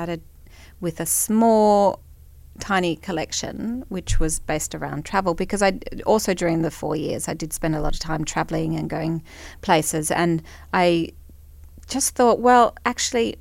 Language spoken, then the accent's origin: English; Brisbane, Queensland, Australia; I grew up in Brisbane.